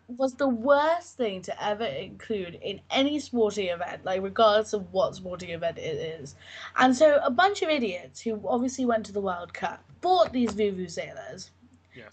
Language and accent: English; London, United Kingdom; growing up in London